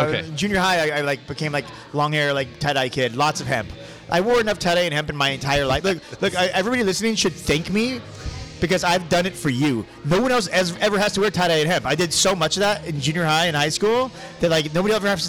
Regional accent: San Diego, California, United States; moved away as an adult; also born or lived in Los Angeles / El Paso / Santa Cruz; So I grew up in San Diego, pretty much.

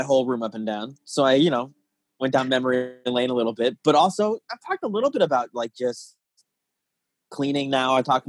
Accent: Tucson, Arizona, United States; moved away as an adult; also born or lived in Chicago; now in Los Angeles, United States; So I'm from Tucson, and I was only kind of active in that scene before I moved out here.

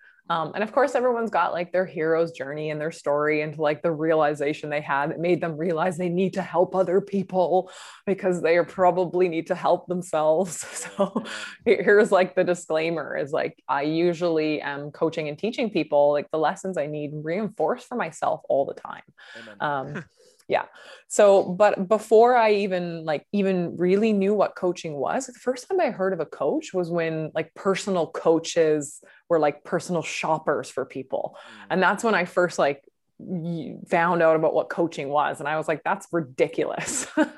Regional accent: White Rock, British Columbia, Canada; also born or lived in Australia; now in Vancouver, Canada; I'm in here in Vancouver, British Columbia. If people know the area, I'm right in Kitsilano. But I grew up south of here, about 45 minutes south of here in White Rock, which is just near the Washington border.

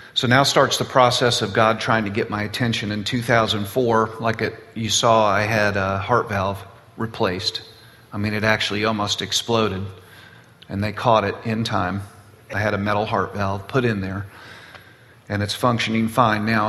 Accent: Boca Raton, Florida, United States; I was born and raised in South Florida, Boca Raton.

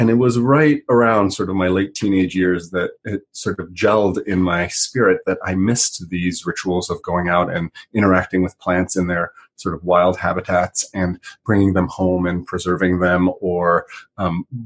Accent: Italy; now in United States; I grew up in Europe and spent a lot of time in the Alps in Italy

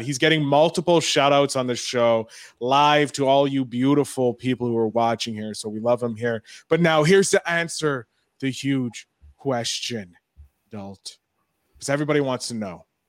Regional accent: Canada; we're both from Canada.

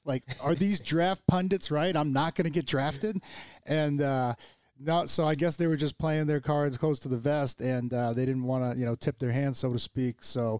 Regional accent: Plainville, Massachusetts, United States; moved away as an adult; now in Seattle, United States; you got two kids from the Tri-Town area, which is Wrentham, Plainville, and Norfolk, and he grew up in Norfolk and I grew up in Plainville

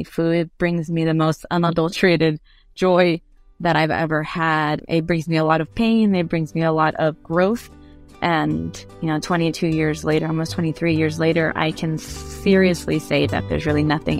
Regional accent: San Diego, California, United States; also born or lived in Tijuana / Guadalajara; I am a first-generation Mexican-American, self-proclaimed border kid. I was born in San Diego and raised between Tijuana, San Diego, and Guadalajara.

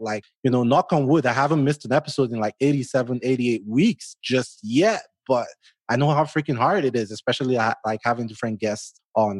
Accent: Nigeria; accent: Nigerian; moved away; growing up in Nigeria

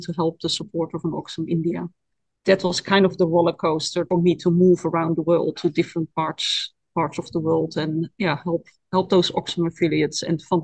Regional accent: Netherlands; accent: Dutch; English is a second language; moved away as an adult; And my hometown is literally 5 kilometers away from where IOC takes place. It's the next village down at the coast

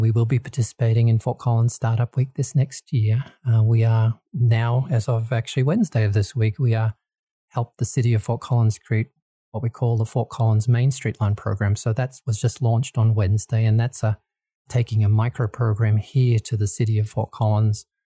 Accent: Australia; moved away as an adult; also born or lived in Kansas, United States; now in Colorado, United States; I originally born and bred in Australia and lived in there for, for most of my life

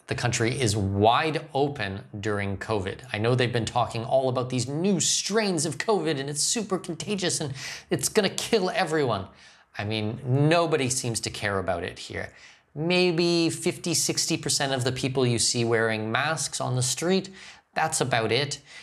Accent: Ontario, Canada; now in Panama; I'm from Ontario

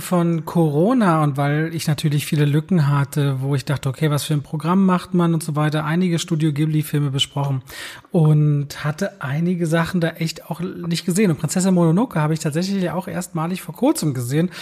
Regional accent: Berlin, Germany; Also ich so Berliner, Ostberliner Kind

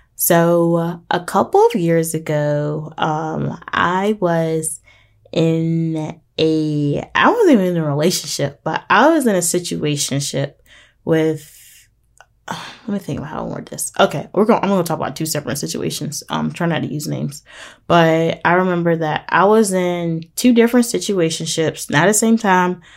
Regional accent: Portsmouth, Virginia, United States; my hometown, which is Portsmouth in Virginia

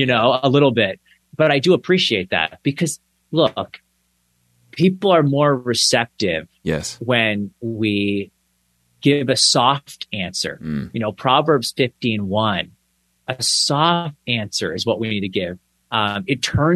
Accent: Canada; the niceness of being Canadian

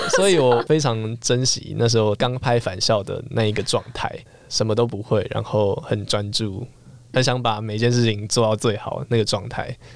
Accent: Yilan County, Taiwan; 在我们宜兰那边

